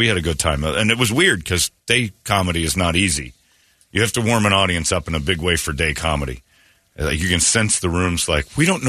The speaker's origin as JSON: {"language": "English", "town": "Mesa", "region": "Arizona", "country": "United States", "said": "Well, I'm from Mesa."}